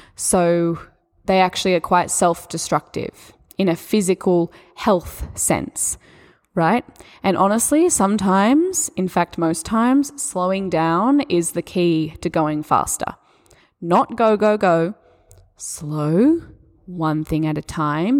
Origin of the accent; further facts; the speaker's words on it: Australia; accent: Australian; my Australian accent